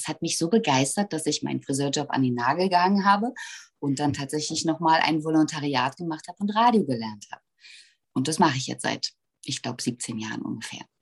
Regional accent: Berlin, Germany; weil ich bin hier geboren und das ist meine Heimat und ich bin wahnsinnig verbunden mit Berlin.

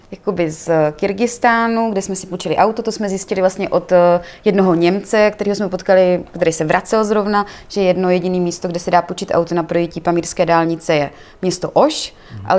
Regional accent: Czechia; Když zjistili, že jsme z Česka, tak trošku jim zatrnulo teda

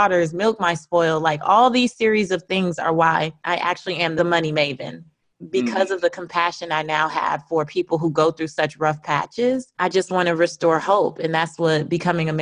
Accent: Los Angeles, California, United States; moved away; also born or lived in New Orleans / Atlanta, Georgia; I grew up in South Central Los Angeles in an area called Leimert Park.

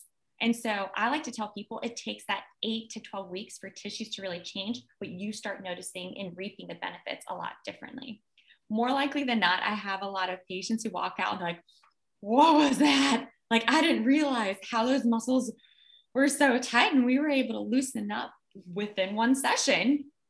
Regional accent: Richmond, Virginia, United States; also born or lived in Russia; We came to America in 1989. And so we were sponsored over. And I grew up in Richmond, Virginia.

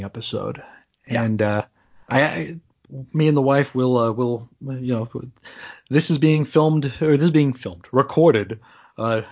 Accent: New York, United States; growing up in New York, like first and second grade

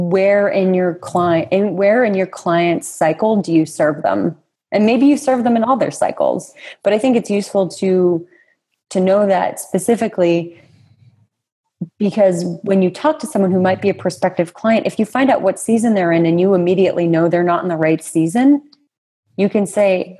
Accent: New England, United States; my context of growing up in New England in the United States

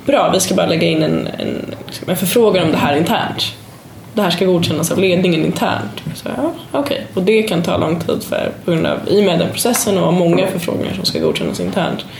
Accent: Sweden; vi är jätteduktiga man kan komma lite, lite kaxigt och tycka och kolla vad bra vi är och vi är svenskar och det är fantastiskt.

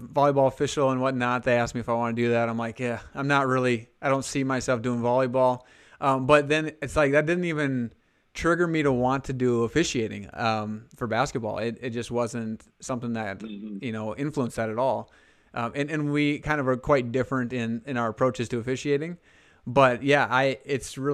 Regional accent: Alexandria, South Dakota, United States; growing up, I'm originally from Hanson or Alexandria, Hanson High School

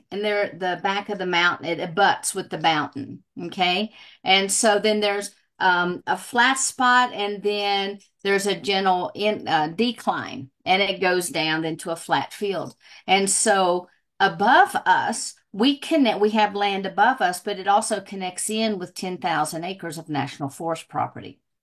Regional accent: southwestern Virginia, United States; now in Colorado, United States; I grew up in Virginia

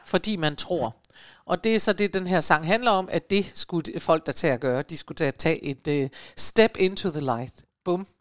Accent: Aalborg, North Denmark Region, Denmark; da jeg var barn i Aalborg

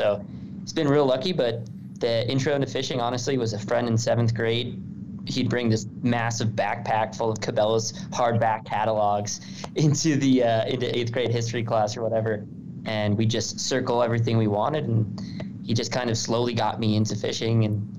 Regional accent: Connecticut, United States; moved away; also born or lived in Montana; I'm actually from Connecticut, but my dad grew up in the Bronx. My mother's from Long Island. So I kind of grew up in a different place

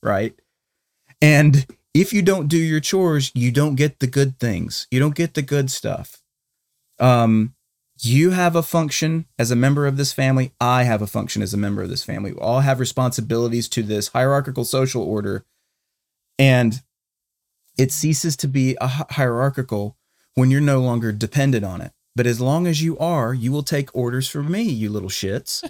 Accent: Charlotte, North Carolina, United States; now in Texas, United States; My hometown of Charlotte

